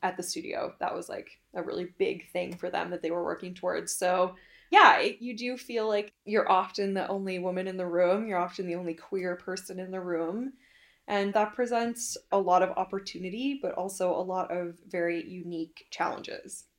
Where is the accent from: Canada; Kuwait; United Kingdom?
Canada; being Canadian